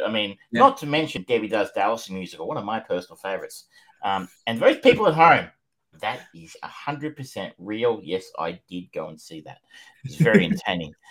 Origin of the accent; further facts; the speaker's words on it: Australia; as an Australian